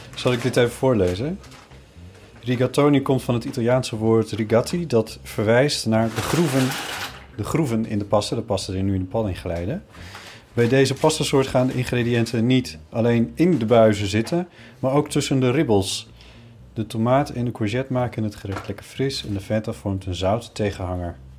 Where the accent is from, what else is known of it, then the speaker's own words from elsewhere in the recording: Friesland, Netherlands; moved away as an adult; also born or lived in Groningen; now in Amsterdam, Netherlands; toen ik in Friesland woonde en jong was